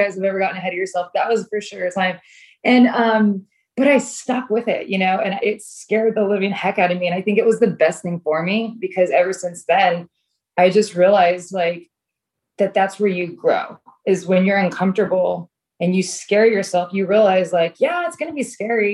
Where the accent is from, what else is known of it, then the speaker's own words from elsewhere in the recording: Southern California, United States; also born or lived in London; was born and raised in Southern California doing TV